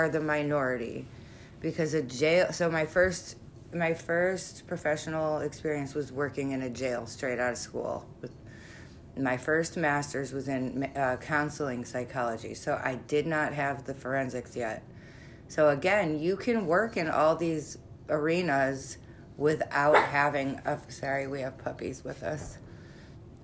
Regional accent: Chicago, Illinois, United States; we're from Chicago.

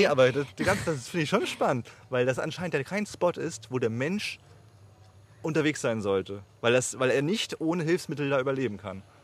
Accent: Germany; wir als, gerade als Deutsche

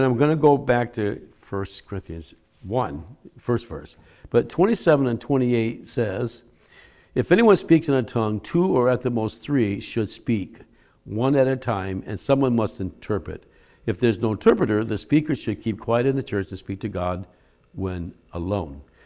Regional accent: Michigan, United States; now in Philadelphia area, United States; I'm from Michigan

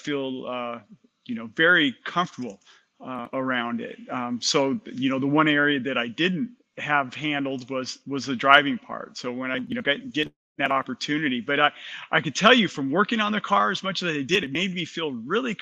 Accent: Southern California, United States; I grew up in Southern California

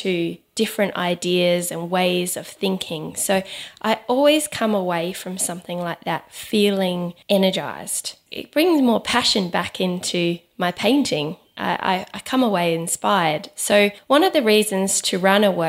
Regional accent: Adelaide, South Australia, Australia; moved away; my hometown, Adelaide.

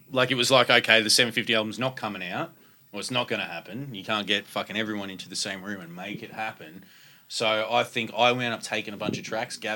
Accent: Brisbane, Queensland, Australia; I'm from Brisbane.

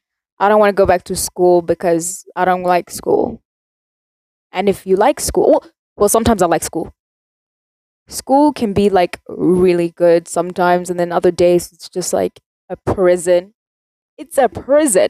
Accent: South Africa; I'm South African

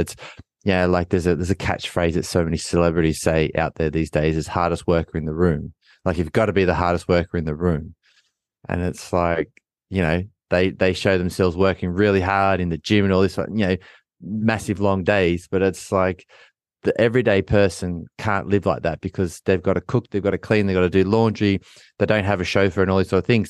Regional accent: Australia; as a fourteen, fifteen-year-old kid growing up in Australia in elite sport

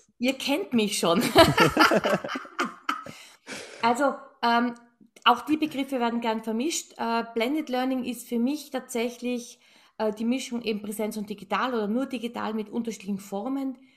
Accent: Tyrol, Austria; ich bin gebürtige Tirolerin. Also ich, wir sagen ja ich, gell? I, und das I ist dann I, I wie ich

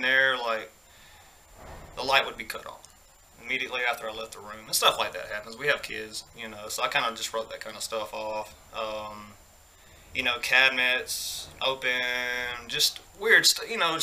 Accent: Greensboro, Georgia, United States; I used to live in this really old house in my hometown, Greensboro, Georgia

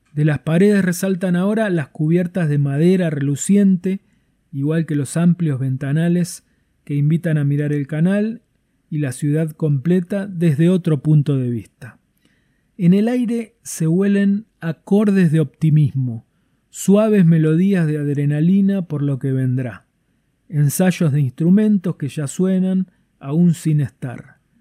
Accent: Tierra del Fuego, Argentina; lo que somos capaces de hacer los fueguinos

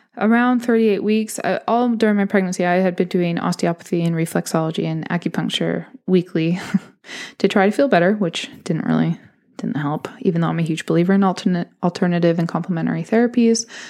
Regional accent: California, United States; moved away as an adult; now in London, United Kingdom; I am originally from California

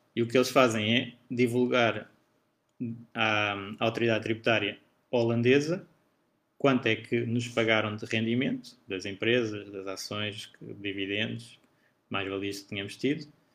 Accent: Portugal; eu sendo português e residente em Portugal

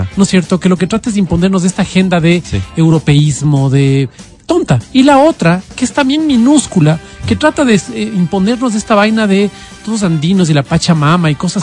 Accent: Quito, Pichincha, Ecuador

